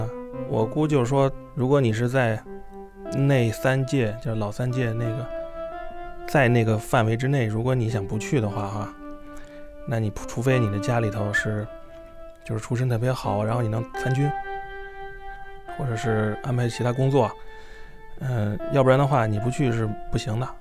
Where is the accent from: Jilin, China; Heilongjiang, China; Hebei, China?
Hebei, China; Gucheng; born there; 我是在干校出生的， 这个干校在河北省那个故城，他们是知青从内蒙这个往回调嘛，嗯，就调到那那个地方，那地方离北京一两个小时的路程，就是说在那个地方呃相识的，然后我就是在那儿出生的。